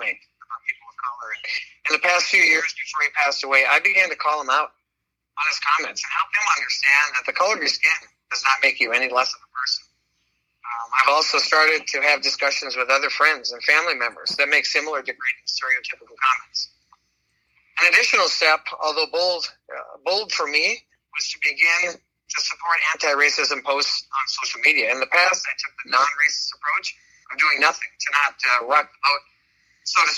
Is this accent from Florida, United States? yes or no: no; Minnesota, United States; This is my home state where I've lived much of my life. And I've always thought of Minnesotans as these nice people